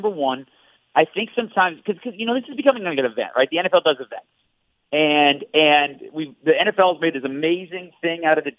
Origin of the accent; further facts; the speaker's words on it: Detroit, Michigan, United States; moved away; I grew up in Detroit